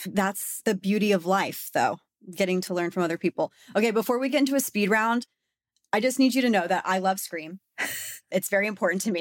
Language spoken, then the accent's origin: English; Texas, United States; I'm a, I'm a girl from Texas.